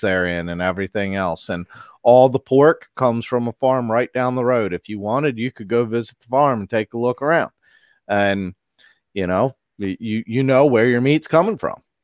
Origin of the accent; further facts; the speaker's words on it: Maryland, United States; also born or lived in Pennsylvania; I moved to Maryland when I was about five, and I've been here since